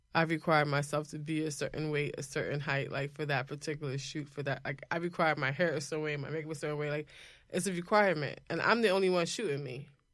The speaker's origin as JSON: {"language": "English", "region": "New York", "country": "United States", "said": "as a New Yorker"}